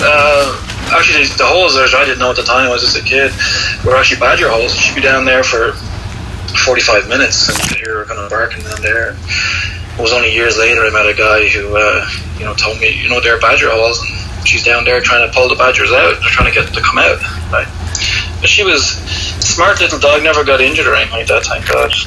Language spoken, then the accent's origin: English; Dublin, Leinster, Ireland; I'm from Dublin, Ireland